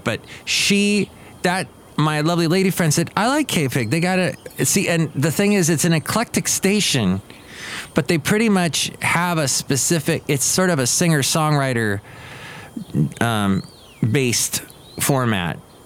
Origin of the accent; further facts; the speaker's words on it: Southern California, United States; moved away; I was growing up in Southern California